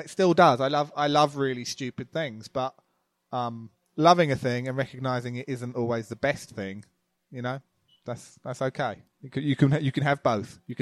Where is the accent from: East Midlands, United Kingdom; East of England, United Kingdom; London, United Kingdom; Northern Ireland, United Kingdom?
East of England, United Kingdom; Loughton; moved away; also born or lived in Epping; Loughton in Essex, I guess. I think I was born in Epping.